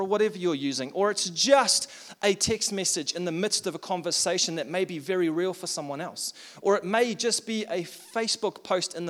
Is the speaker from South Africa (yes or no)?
yes; South Africa; also born or lived in Tauranga, New Zealand; now in Taupo, New Zealand; I'm from South Africa